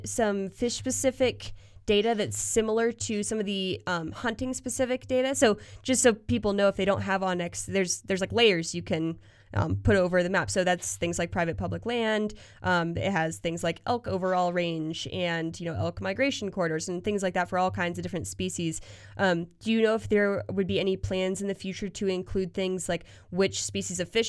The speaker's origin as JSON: {"language": "English", "region": "Pennsylvania", "country": "United States", "tie": "born or raised there", "moved": "yes", "lives_now": "Colorado, United States", "said": "growing up in Pennsylvania"}